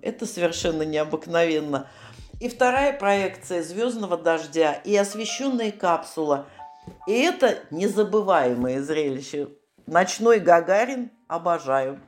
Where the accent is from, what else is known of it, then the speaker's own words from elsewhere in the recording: Saratov, Saratov Oblast, Russia; я с Волги, из города Саратова.